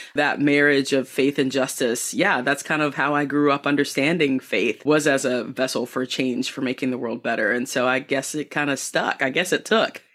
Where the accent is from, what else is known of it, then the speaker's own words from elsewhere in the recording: Southeastern North Carolina, United States; also born or lived in Boone, North Carolina; I was born and raised in Southeastern North Carolina